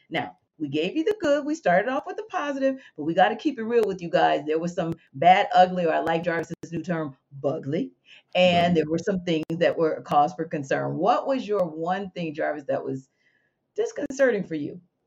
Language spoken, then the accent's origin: English; New Orleans, Louisiana, United States; now in Atlanta, United States; I'm from New Orleans